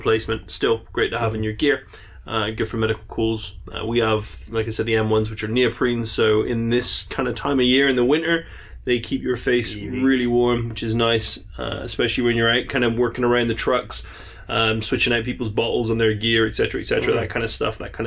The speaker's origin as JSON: {"language": "English", "region": "England", "country": "United Kingdom", "said": "I'm English"}